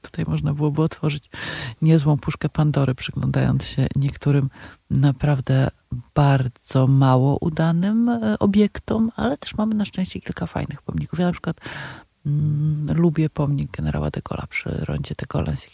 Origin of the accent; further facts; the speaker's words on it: Warsaw, Masovian Voivodeship, Poland; Ja się wychowałam na targówku